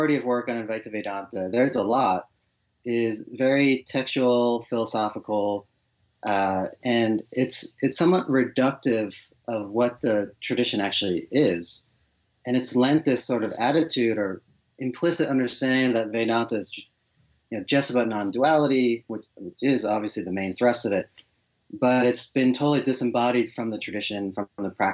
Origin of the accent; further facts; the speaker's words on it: Boston, Massachusetts, United States; I was born and raised in Boston, or just outside of Boston in the suburbs